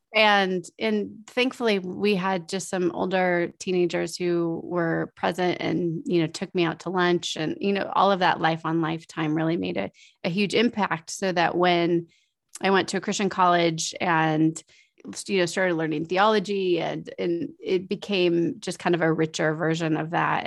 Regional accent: United States; as our American way of life

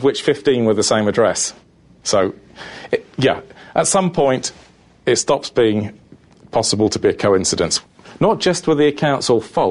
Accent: United Kingdom; being British

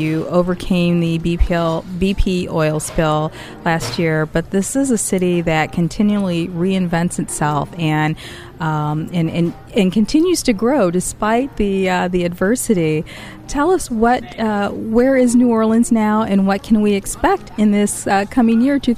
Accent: Northern Ireland, United Kingdom; I'm from Northern Ireland

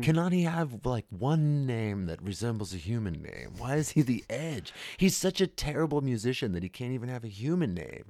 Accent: United States; I'm American

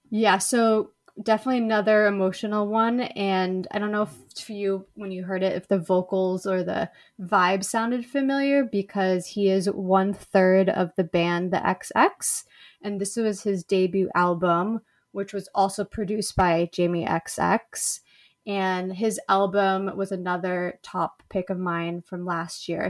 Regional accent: Los Angeles, California, United States; I'm from Los Angeles

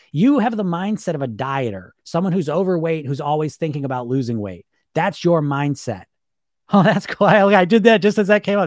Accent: United States; I grew up in the Greek environment in America

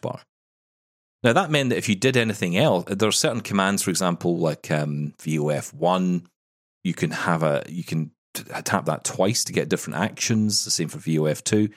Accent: Scotland, United Kingdom; I'm the Scottish one

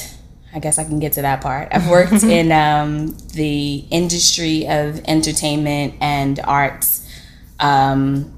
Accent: New York City, New York, United States; I'm like literally from Brooklyn, born, bred, both my parents as well as a grandparent.

